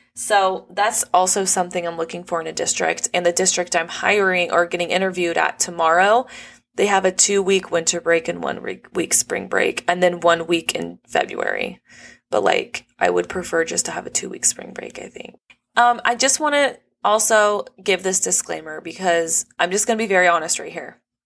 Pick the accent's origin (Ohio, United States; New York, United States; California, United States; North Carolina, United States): California, United States; Los Angeles County; on the very border end of Los Angeles County. So, the cost of living's low 'cause not that many people, like, really wanna live here, but I grew up here my whole life